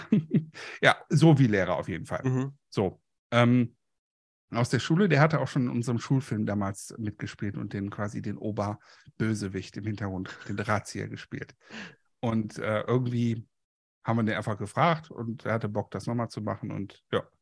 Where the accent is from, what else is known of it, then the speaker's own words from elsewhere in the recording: Moers, North Rhine-Westphalia, Germany; Und wir hatten einen richtigen Polizisten, also hier in dem Ort in, in Mörs, im Stadtteil Kapellen, hatten wir einen quasi einen Dorfbullen